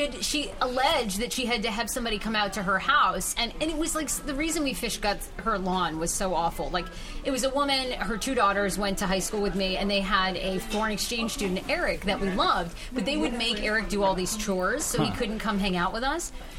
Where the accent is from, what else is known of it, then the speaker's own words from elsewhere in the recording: Wiscasset, Maine, United States; I grew up in Wiscasset, Maine.